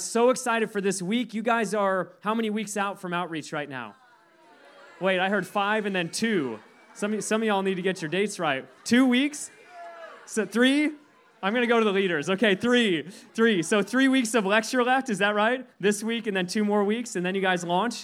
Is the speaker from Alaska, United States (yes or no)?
yes; Alaska, United States; I'm from Alaska